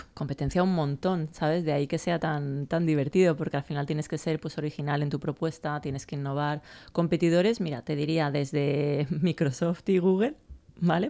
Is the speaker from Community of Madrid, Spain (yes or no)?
no; Valencia, Valencian Community, Spain; moved away as an adult; also born or lived in United States; yo me fui de Valencia con 18, volví con 30